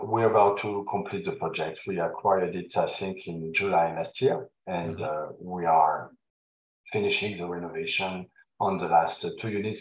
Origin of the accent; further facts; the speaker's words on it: Paris, Île-de-France, France; accent: French; English is a second language; moved away as an adult; also born or lived in Vancouver / Montreal; now in Canada; born and raised in Paris, and uh, moved to Canada 22 years ago